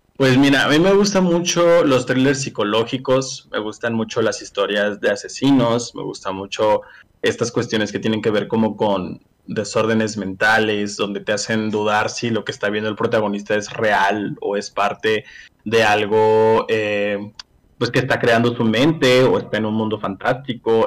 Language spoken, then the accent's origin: Spanish; Mexico; yo siendo mexicano